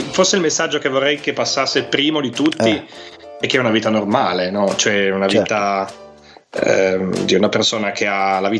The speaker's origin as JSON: {"language": "Italian", "region": "Piedmont", "country": "Italy", "accent": "Piedmontese", "said": "io sono un piemontese, quindi ho la cantilena, allungo le, le vocali, allungo le finali."}